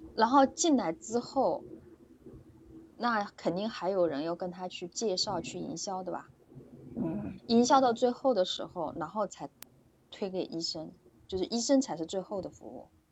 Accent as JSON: {"language": "Chinese", "town": "Suzhou", "region": "Jiangsu", "country": "China", "said": "我是，我是那个苏州的"}